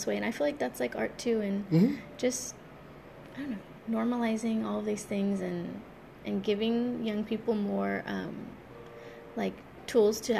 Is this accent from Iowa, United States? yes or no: no; Highway City, California, United States; growing up in Highway City